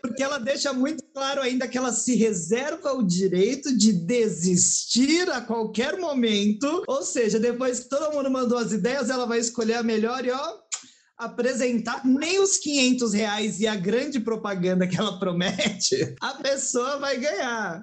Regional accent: São Paulo, Brazil; eu, que sou de São Paulo mesmo

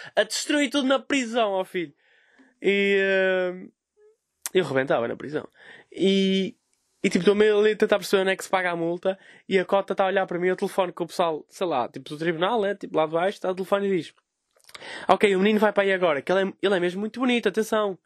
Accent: Vila Nova de Gaia, Norte, Portugal; sou de Gaia, não é? Sou um humorista de Gaia

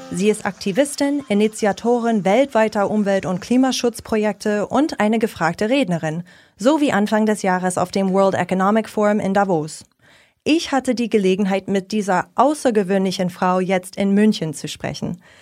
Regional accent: United States; Und dann stellt sich bei mir, vor allem als Amerikanerin, die Frage, wie soll sich die EU auf der internationalen Bühne behaupten können?

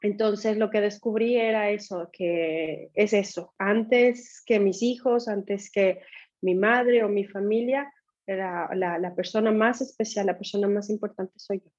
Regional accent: Ecuador; moved away as an adult; also born or lived in Europe / Asia; Soy ecuatoriana, dejé Ecuador en el 2000 y he tenido la oportunidad de vivir en diferentes países, tanto de Europa como de Asia

